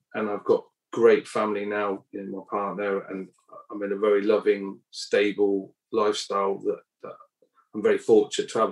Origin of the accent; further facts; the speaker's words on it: Cornwall, South West England, United Kingdom; moved away as an adult; I grew up in Cornwall, um, you know, on a council estate